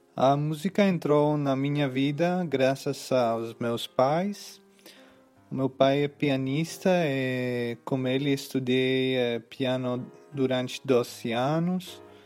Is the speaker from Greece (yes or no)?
yes; Athens, Attica, Greece; Portuguese is a second language; moved away as an adult; also born or lived in Bristol, United Kingdom; o Conservatório de Atenas, em Grécia, onde nasci